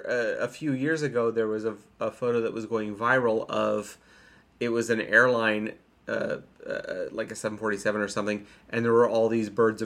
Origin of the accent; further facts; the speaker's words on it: Richland County, Ohio, United States; now in Minnesota, United States; I am from Richland County in Ohio.